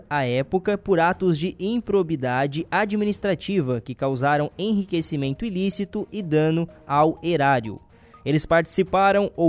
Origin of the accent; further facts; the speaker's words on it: Meleiro, Santa Catarina, Brazil; Na minha terra?